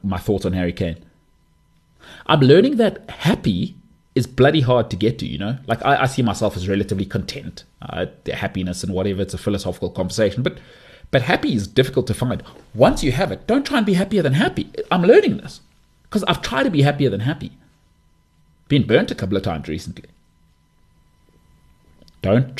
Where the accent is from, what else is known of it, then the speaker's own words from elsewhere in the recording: South Africa; I'm South African